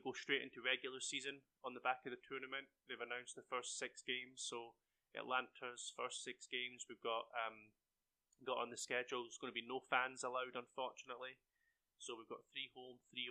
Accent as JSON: {"language": "English", "region": "Scotland", "country": "United Kingdom", "moved": "yes", "lives_now": "Cedartown, United States", "said": "from being Scottish"}